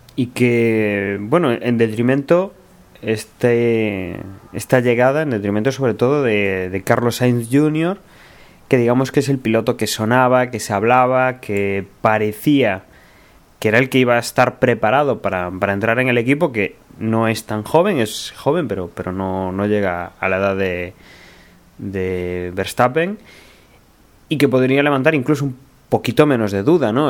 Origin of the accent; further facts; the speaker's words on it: Spain; como somos españoles